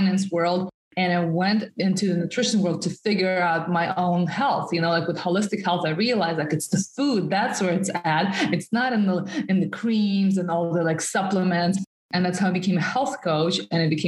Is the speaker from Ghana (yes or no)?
no; Russia; first language Russian; English is a second language; moved away as an adult; also born or lived in New York City; I'm originally from Russia. I was born and raised in the suburbs in a small town in Russia, and I moved to New York City when I just turned 19 years old.